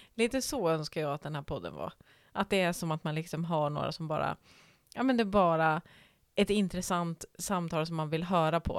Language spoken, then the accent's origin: Swedish; Norrland, Sweden; som norrlänning